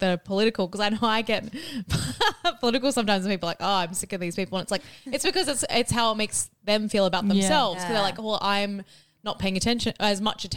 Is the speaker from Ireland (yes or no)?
yes; Ireland; I'm Irish